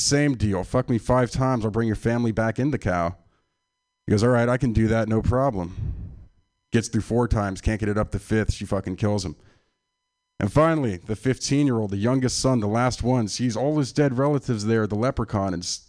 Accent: San Francisco, California, United States; I'm from San Francisco. This is my my hometown, from the Sunset District.

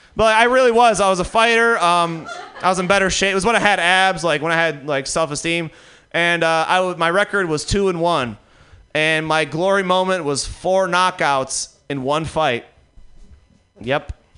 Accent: Detroit, Michigan, United States; now in New York, United States; I live in New York now. Uh, I, am not from there. I'm from Detroit

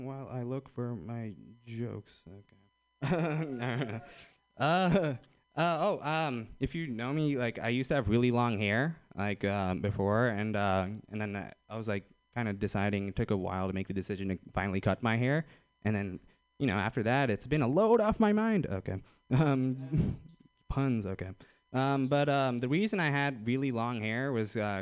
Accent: Fremont, California, United States; I'm from Fremont.

